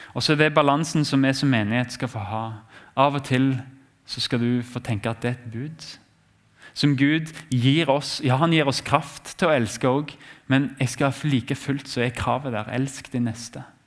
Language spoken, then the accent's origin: Norwegian; Norway; vi har som nordmenn